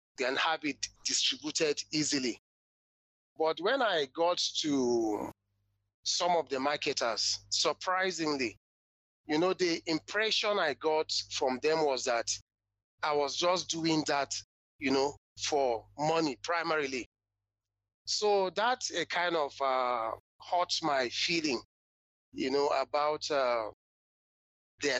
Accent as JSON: {"language": "English", "town": "Jos", "region": "Plateau", "country": "Nigeria", "said": "I'm from Jos Plateau State, North Central Nigeria, West Africa"}